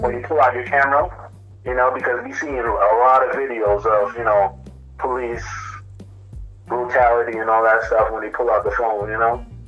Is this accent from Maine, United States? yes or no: no; New York, United States; accent: Caribbean; I was born in New York. My family is born and raised from Jamaica.